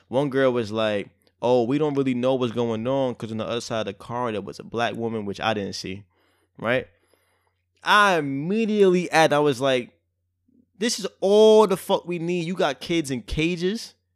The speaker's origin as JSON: {"language": "English", "town": "New York City", "region": "New York", "country": "United States", "said": "I'm so much from Brooklyn"}